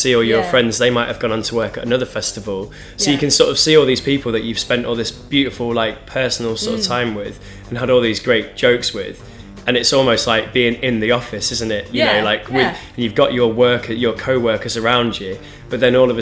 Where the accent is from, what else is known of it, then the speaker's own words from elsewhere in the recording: United Kingdom; We're British